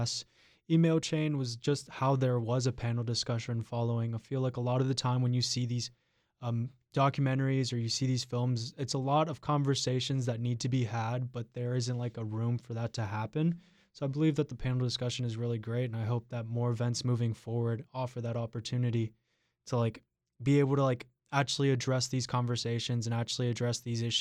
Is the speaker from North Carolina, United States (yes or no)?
yes; North Carolina, United States; I personally come from a very rural part of North Carolina, and there's a lot of hate being spread in my hometown